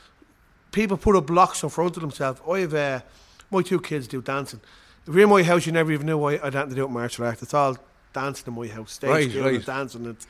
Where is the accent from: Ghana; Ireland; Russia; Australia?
Ireland; we're from Ireland, the fighting Irish.